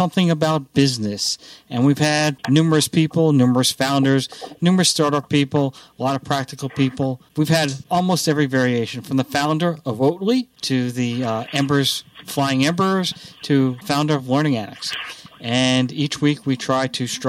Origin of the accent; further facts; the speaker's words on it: Alabama, United States; accent: Alabaman; I talk like an Alabaman because I'm from Alabama